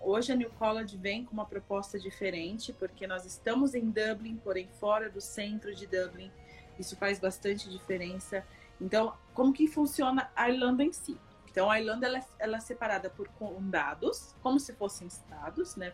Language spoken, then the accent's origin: Portuguese; Brazil; moved away; also born or lived in Ireland; nós que somos brasileiros